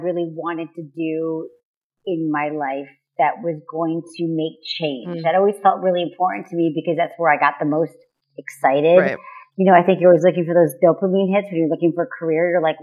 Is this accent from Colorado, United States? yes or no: no; Michigan, United States; moved away as an adult; also born or lived in San Francisco; now in Los Angeles, United States; I'm from Michigan